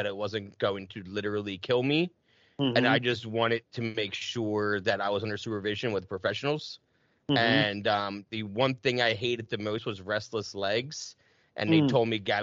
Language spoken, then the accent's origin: English; right outside of Cherry Hill, New Jersey, United States; accent: Jersey; moved away; also born or lived in Carver, Massachusetts; I grew up right outside of Cherry Hill